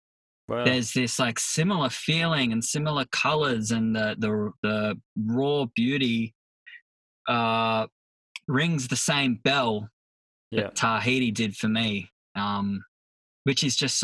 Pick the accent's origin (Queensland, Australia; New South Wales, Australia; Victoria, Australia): New South Wales, Australia; Sydney; Up Sydney, Northern Beaches. Right now I live on the road.